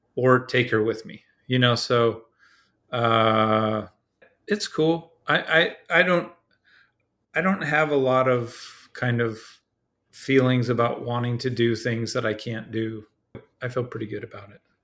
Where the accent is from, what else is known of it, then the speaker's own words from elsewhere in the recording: Dana Point, California, United States; I grew up in Southern California in a place called Dana Point